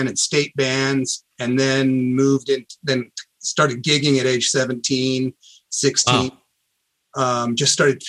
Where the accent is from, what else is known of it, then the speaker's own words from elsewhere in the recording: Columbia, Missouri, United States; I grew up in this university town